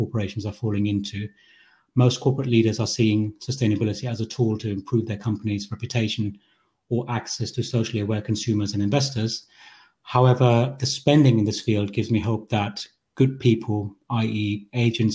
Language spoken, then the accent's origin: English; Germany; moved away as an adult; also born or lived in Sri Lanka; now in United Kingdom; We arrived in Germany as refugees when I was 3 years old, and I've lived there for 15 years before we moved again to the UK.